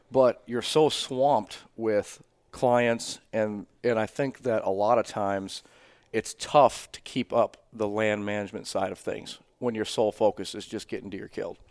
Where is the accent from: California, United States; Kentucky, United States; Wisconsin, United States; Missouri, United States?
Wisconsin, United States; Iola; I'm from Wisconsin. I'm from north central Wisconsin, Wapaca County, uh, Iola, Wisconsin